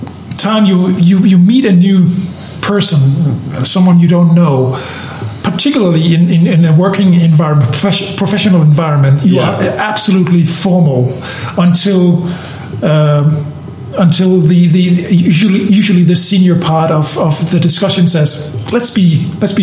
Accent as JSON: {"language": "English", "country": "Denmark", "moved": "yes", "said": "I'm coming from Scandinavia, and we're used to a very informal way of interacting with each other."}